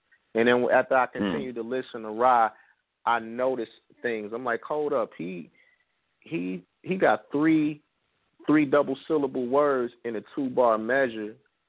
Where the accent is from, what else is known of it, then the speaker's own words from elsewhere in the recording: Michigan, United States; growing up in Michigan